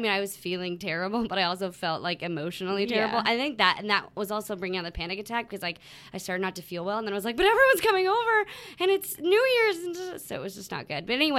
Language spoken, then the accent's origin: English; San Jose, California, United States; moved away; I'm from San Jose